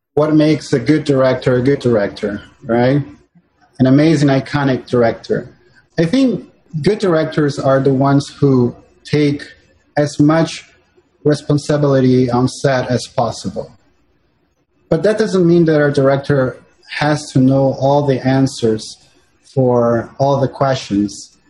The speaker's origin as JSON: {"language": "English", "region": "São Paulo", "country": "Brazil", "tie": "born or raised there", "moved": "as an adult", "lives_now": "New York City, United States", "said": "I was born and raised in Sao Paulo and in Brazil."}